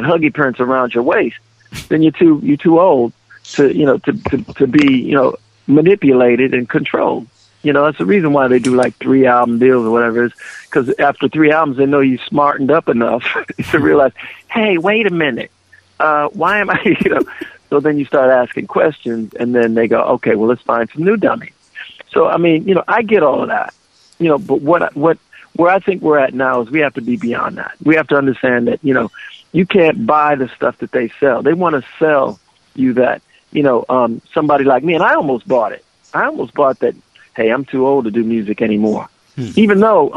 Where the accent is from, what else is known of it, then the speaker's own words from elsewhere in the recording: Minneapolis, Minnesota, United States; moved away; I grew up in North Minneapolis and it was a black community